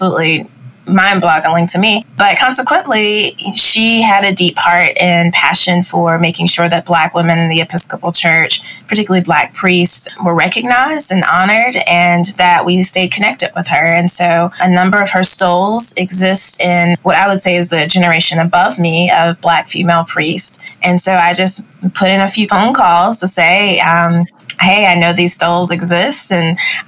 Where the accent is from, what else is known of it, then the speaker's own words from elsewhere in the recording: Spartanburg, South Carolina, United States; now in Georgia, United States; my hometown of Spartanburg, South Carolina